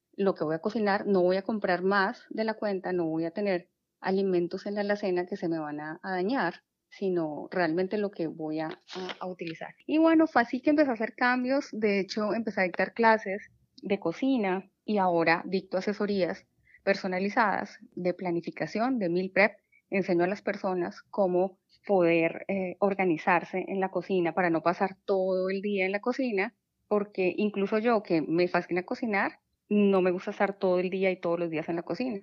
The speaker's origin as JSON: {"language": "Spanish", "country": "Colombia", "moved": "as an adult", "lives_now": "Houston, United States", "said": "soy de Colombia"}